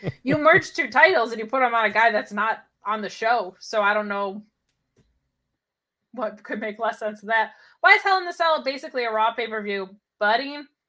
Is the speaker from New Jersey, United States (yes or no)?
yes; New Jersey, United States; I grew up in Jersey with an Italian extended family.